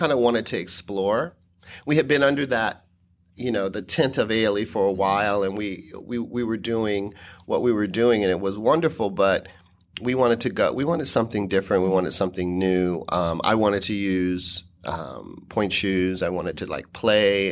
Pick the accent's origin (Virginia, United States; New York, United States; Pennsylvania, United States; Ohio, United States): Ohio, United States; Dayton; moved away as an adult; my hometown of Dayton, Ohio